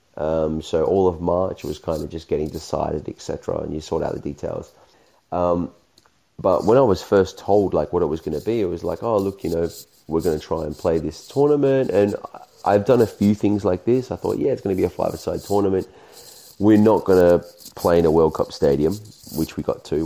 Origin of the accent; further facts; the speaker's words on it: Australia; me being Australian